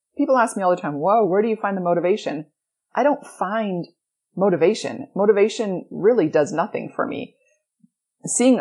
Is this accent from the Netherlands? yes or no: no; Edmonton, Alberta, Canada; moved away; I grew up in Edmonton, Alberta, Canada. I grew up in darkness and in cold